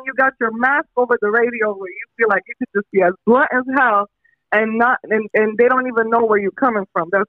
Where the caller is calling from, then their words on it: Los Angeles, California, United States; I'm calling from Northridge at the moment.